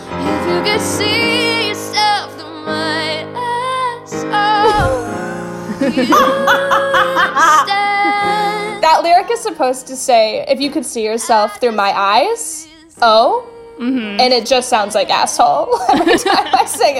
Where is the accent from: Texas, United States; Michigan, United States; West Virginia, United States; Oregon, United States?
West Virginia, United States; I grew up in West Virginia in a pretty small city